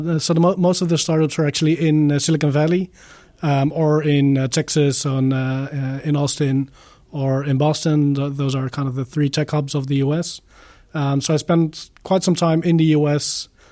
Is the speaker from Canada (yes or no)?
no; Netherlands; I am from the Netherlands. I live in the region of Eindhoven.